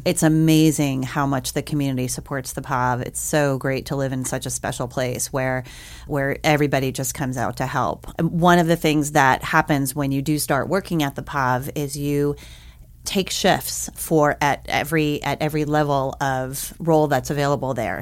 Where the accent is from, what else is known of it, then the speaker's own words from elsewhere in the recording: New Orleans, Louisiana, United States; now in Missoula, United States; I grew up in New Orleans, Louisiana